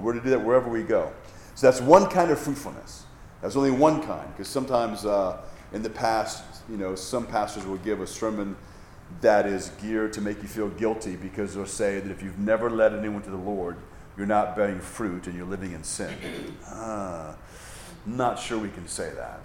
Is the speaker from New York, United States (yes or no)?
no; Hawaii, United States; I grew up in Hawaii, lots of waterfalls